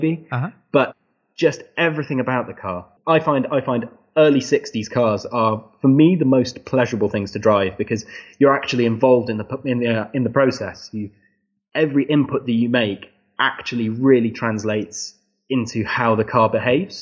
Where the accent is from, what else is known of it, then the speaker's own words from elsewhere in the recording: England, United Kingdom; I think I am quite English